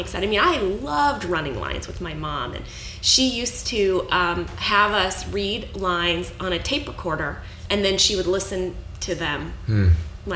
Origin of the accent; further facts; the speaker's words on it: St. Louis, Missouri, United States; also born or lived in Fort Wayne, Indiana; I grew up in St. Louis, Missouri. I was born in Fort Wayne, Indiana, but we moved away when I was about two. And I grew up, was raised in St. Louis, Missouri.